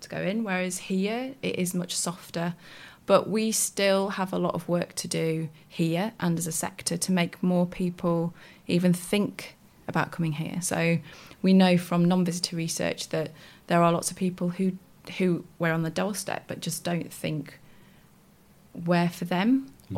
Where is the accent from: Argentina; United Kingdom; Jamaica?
United Kingdom; Wakefield, Yorkshire and the Humber; I grew up in Wakefield. I used to come to the sculpture park as a kid